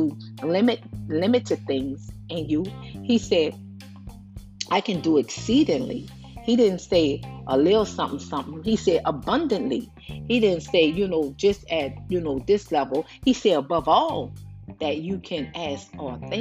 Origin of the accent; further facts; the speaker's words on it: New Orleans, Louisiana, United States; also born or lived in San Francisco, California; now in Houston, United States; I'm in Houston, Texas. I'm from New Orleans, born in San Francisco.